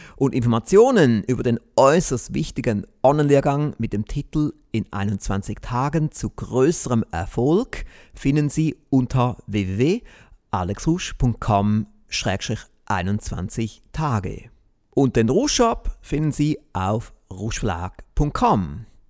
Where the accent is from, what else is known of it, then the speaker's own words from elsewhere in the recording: Switzerland; ich bin trotzdem wohl immer noch der bescheidene Schweizer